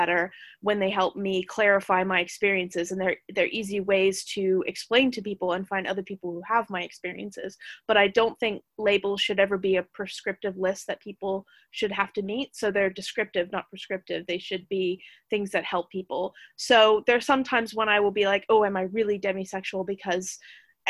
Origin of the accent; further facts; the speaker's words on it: United States; moved away as an adult; now in United Kingdom; I am an American immigrant that relocated to the UK